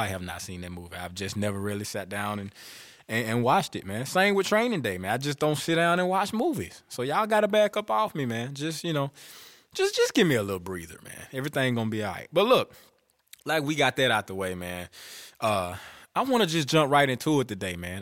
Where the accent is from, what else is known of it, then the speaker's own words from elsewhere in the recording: Bastrop, Louisiana, United States; I was born in Bastrop, Louisiana